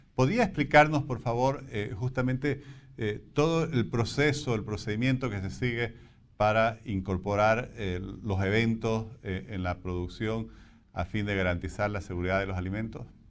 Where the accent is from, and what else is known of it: Bolivia